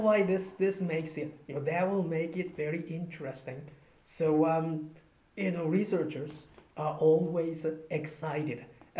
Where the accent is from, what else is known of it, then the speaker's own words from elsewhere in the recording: Japan; moved away; I'm from Japan, and then, you know, Buddhist tradition